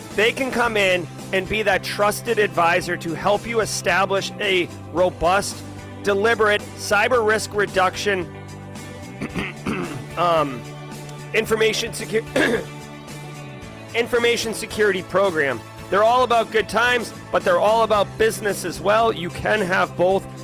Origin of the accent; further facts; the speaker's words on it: New England, United States; I grew up in New England